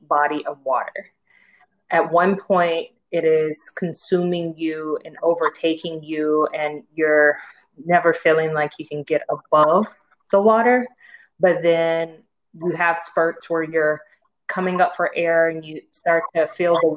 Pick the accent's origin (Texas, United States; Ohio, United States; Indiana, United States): Texas, United States; will breed and die a Texan